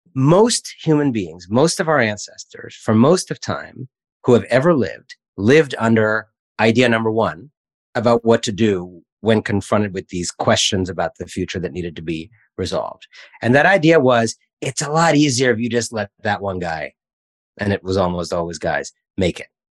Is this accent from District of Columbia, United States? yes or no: yes; Washington, District of Columbia, United States; also born or lived in Cleveland, Ohio / France / India; I lived in France for a few years when I was a child, then mostly in Washington, D.C., middle school onward